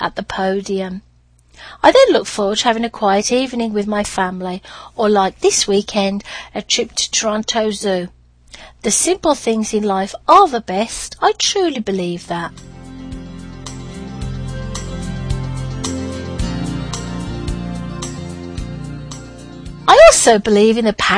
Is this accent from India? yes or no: no; United Kingdom; accent: British; moved away; my British accent opened many doors